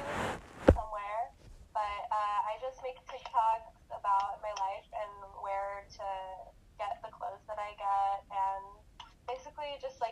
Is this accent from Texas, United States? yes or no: yes; Houston, Texas, United States; now in Eugene, United States; I'm from Houston, but I live in Oregon now